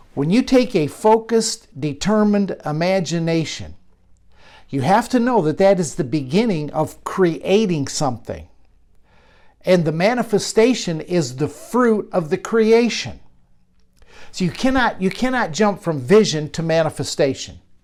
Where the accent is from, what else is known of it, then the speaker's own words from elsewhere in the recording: Michigan, United States; a barn, much like I grew up around in Michigan